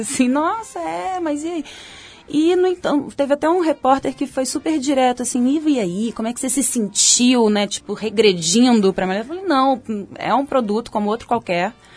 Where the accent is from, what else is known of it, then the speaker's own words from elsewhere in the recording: Belo Horizonte, Minas Gerais, Brazil; moved away; also born or lived in Salvador; minha adolescência em BH foi super tranquila